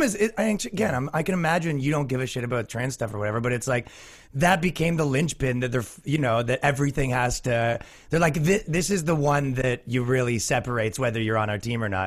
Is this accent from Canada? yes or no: yes; Canada; now in New York, United States; I'm from Canada